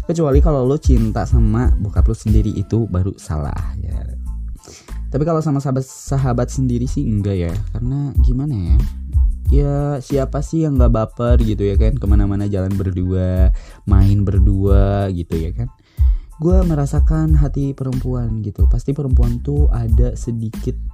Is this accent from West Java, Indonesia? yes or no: yes; West Java, Indonesia; gue bukan orang Korea gitu aku mau orang Sunda jadi nggak ngerti bahasa Korea